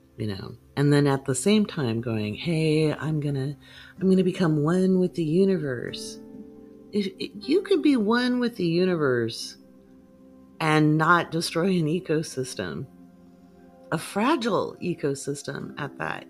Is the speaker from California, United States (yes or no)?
no; Oregon, United States; moved away; also born or lived in England / Ivory Coast / Bahrain; I was pretty shy actually growing up in Oregon.